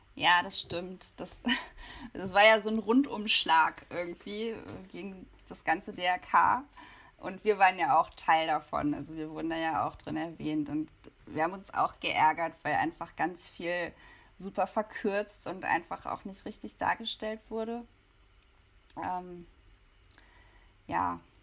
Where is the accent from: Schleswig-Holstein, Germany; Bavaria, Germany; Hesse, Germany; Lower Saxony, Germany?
Lower Saxony, Germany; Hanover; ich komme eigentlich aus Hannover